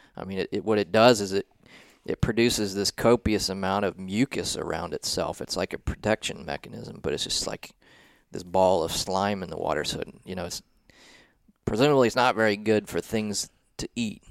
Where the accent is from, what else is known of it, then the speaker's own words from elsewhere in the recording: southeastern Ohio, United States; moved away as an adult; also born or lived in South Carolina; I grew yeah. up in a small town in southeastern Ohio